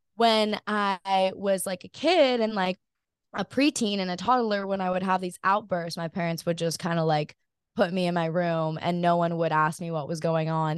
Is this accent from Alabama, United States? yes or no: no; Hawaii, United States; growing up in Hawaii